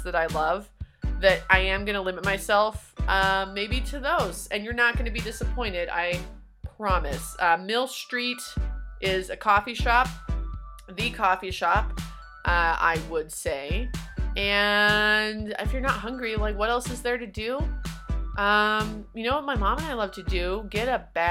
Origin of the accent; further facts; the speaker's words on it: Tehachapi, California, United States; not only is it my hometown